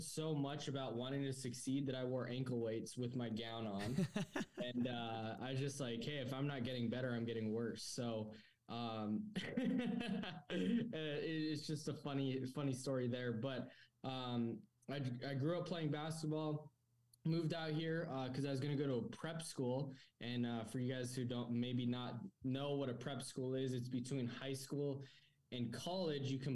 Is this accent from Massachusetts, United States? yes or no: no; New Mexico, United States; also born or lived in San Diego, California; now in Arizona, United States; I was born in San Diego, raised in New Mexico.